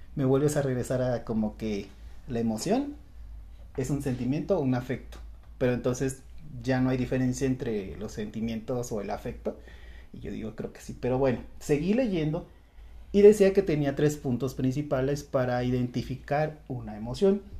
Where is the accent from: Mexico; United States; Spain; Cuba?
Mexico; a muchos mexicanos nos llegaron a decir